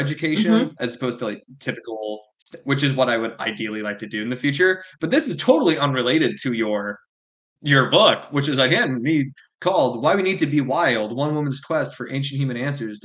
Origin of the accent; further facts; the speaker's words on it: Illinois, United States; I'm from the Midwest, right? I'm from Illinois and I still unfortunately live in Illinois.